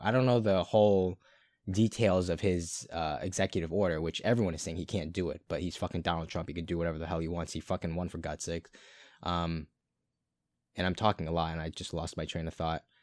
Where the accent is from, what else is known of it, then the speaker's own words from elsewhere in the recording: Brighton, Massachusetts, United States; I'm no longer in Brighton. So I'd have to troop thirty minutes back to my hometown